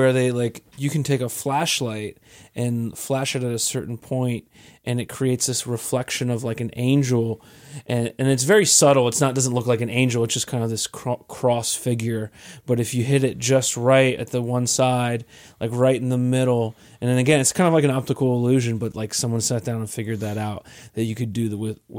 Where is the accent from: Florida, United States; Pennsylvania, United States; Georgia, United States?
Pennsylvania, United States; York; now in Pittsburgh, United States; I'm from York, Pennsylvania, so it doesn't have any sort of scene at all.